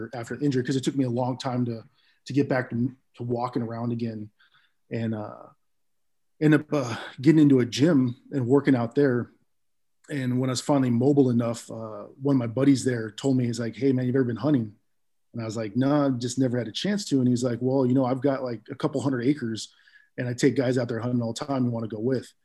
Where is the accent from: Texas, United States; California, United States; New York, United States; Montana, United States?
California, United States; East Bay; moved away as an adult; now in Bremerton, United States; I grew up in California and in the East Bay area